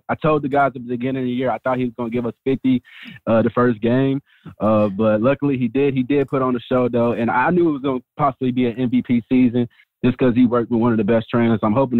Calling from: St. Louis, Missouri, United States; from the Lou, man.

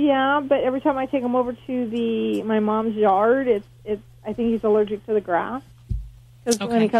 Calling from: California, United States; We are calling from California.

